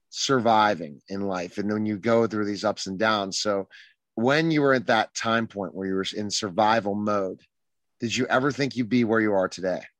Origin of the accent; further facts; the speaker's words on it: Indianapolis, Indiana, United States; I grew up in Indianapolis, Indiana. And kind of just very, very, very poor family then.